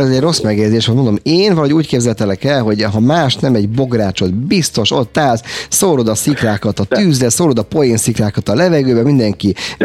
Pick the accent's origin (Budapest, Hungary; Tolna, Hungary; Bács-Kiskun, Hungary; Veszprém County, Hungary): Budapest, Hungary; én született budapesti vagyok